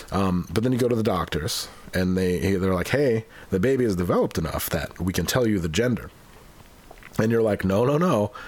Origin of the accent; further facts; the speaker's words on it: Utica, New York, United States; I'm from Utica, New York.